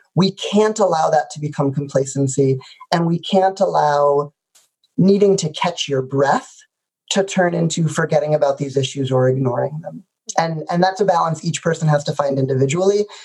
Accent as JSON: {"language": "English", "area": "the suburbs of Chicago", "region": "Illinois", "country": "United States", "tie": "born or raised there", "said": "the suburbs of Chicago in a community where being Jewish didn't feel particularly out of the ordinary"}